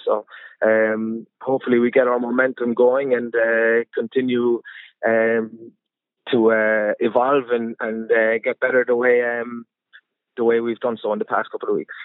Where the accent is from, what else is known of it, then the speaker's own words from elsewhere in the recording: Munster, Ireland; moved away as an adult; now in France; I grew up in Ireland. I grew up wanting to play for Munster